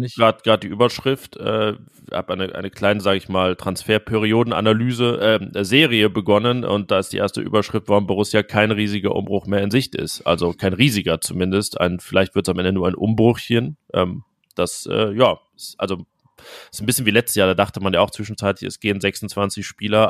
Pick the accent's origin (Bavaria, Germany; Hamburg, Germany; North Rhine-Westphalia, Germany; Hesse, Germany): North Rhine-Westphalia, Germany; wo ich herkomme, ein äh, kleines Dorf am Niederrhein in der Nähe von Mönchengladbach